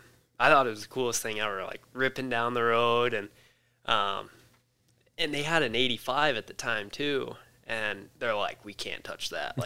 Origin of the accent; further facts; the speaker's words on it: Scotts Bluff, Nebraska, United States; Scotts Bluff, Nebraska.